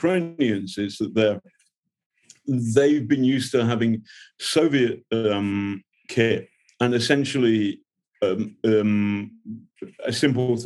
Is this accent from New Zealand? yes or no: no; England, United Kingdom; I'm English